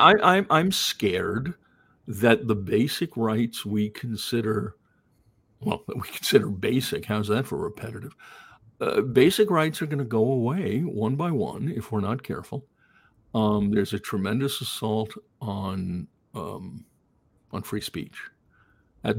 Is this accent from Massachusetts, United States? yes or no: yes; Greenfield, Massachusetts, United States; also born or lived in Queens, New York / Long Island, New York; when I was in fourth grade, we moved to a relatively small town in Massachusetts called Greenfield